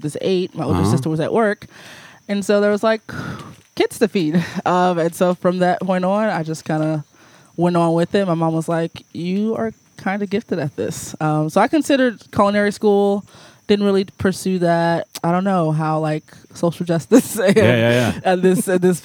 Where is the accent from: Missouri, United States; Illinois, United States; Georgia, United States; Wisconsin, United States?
Missouri, United States; St. Louis; moved away as an adult; also born or lived in Springfield, Missouri; I grew up in North City, St. Louis, black family